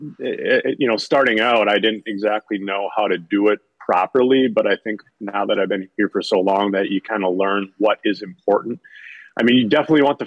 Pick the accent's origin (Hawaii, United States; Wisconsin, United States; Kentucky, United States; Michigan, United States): Wisconsin, United States; I grew up in the Wisconsin area